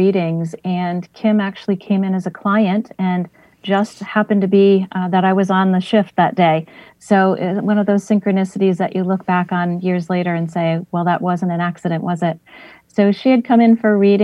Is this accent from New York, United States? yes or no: no; West Springfield, Massachusetts, United States; also born or lived in Westfield, Massachusetts; I was born in Springfield in an area called Hungry Hill, which was a very Irish neighborhood back in the day. And then when we started to make good money, we moved to the suburbs of West Springfield, and I grew up there